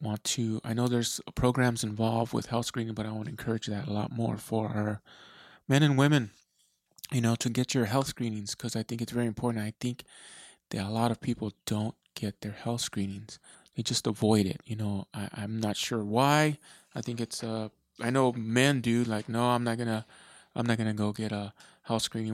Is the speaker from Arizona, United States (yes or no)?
yes; Eloy, Arizona, United States; now in Tucson, United States; That's where I was uh, pretty much born and raised in Eloy, Arizona.